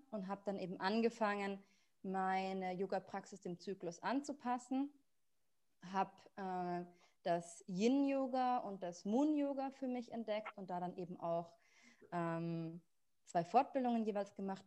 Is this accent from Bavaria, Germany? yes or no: yes; Munich, Bavaria, Germany; moved away as an adult; also born or lived in South Tyrol; ich komme ursprünglich aus München